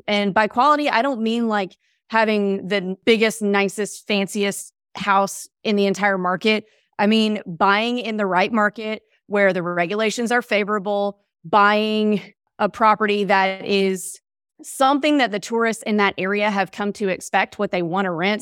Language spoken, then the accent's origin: English; Mississippi, United States; moved away; I grew up in Mississippi